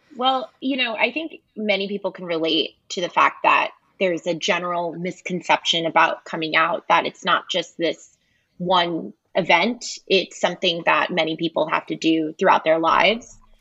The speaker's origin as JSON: {"language": "English", "country": "United States", "accent": "American", "said": "have a very American accent"}